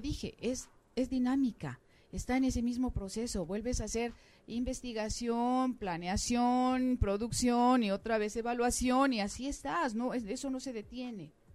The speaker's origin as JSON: {"language": "Spanish", "country": "Mexico", "said": "como mexicana"}